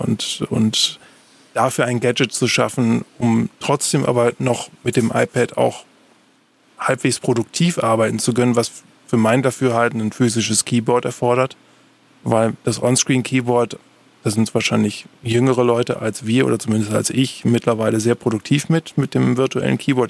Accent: Germany

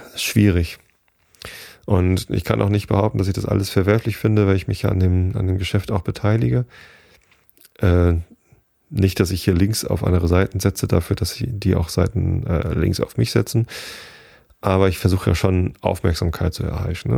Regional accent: Karkensdorf, Germany; ich komme hier aus Garkensdorf

